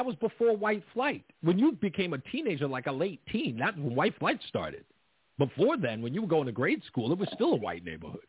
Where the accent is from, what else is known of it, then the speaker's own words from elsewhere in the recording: New York City, New York, United States; I grew up in Queens.